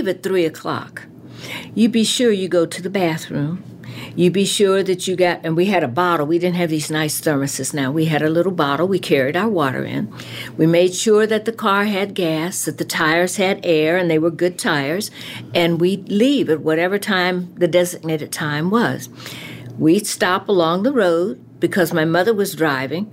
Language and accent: English; the South, United States; moved away; also born or lived in Cincinnati; I was born in the South